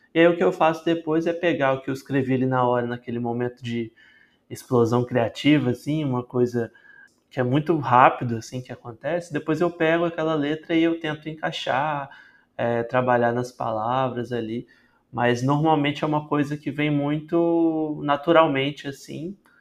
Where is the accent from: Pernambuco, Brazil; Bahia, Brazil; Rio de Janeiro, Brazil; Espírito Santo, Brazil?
Espírito Santo, Brazil; Vitória; E eu sou de Vitória, no Espírito Santo, tenho 27 anos